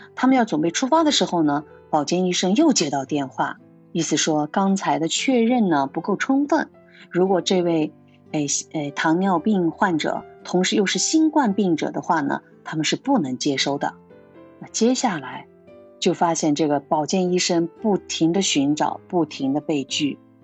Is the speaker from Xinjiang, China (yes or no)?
yes; Xinjiang, China; moved away as an adult; now in Japan; 我从小生活在新疆的，大西北，辽阔壮美的地方